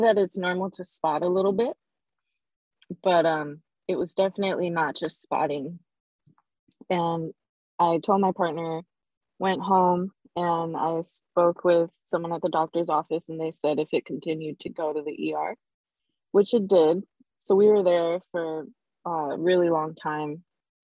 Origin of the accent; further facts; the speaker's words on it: Southern California, United States; I'm from Southern